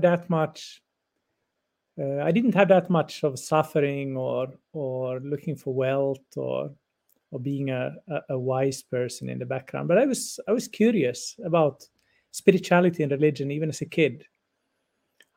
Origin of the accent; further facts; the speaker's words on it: Finland; first language Swedish; English is a second language; Even though I'm Finnish, I didn't know Finnish very well when I was a teenager because I belong to the Swedish minority here in Finland. So my mother tongue is Swedish